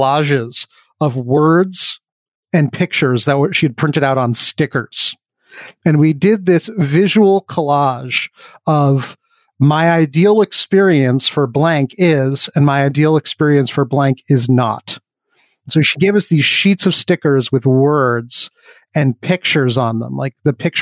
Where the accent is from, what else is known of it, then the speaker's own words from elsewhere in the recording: New York City, New York, United States; I grew up on the Upper West Side of Manhattan